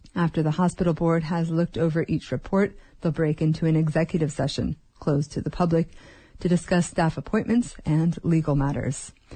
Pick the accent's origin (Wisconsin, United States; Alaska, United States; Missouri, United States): Alaska, United States; Wrangell; I was born and raised in Wrangell.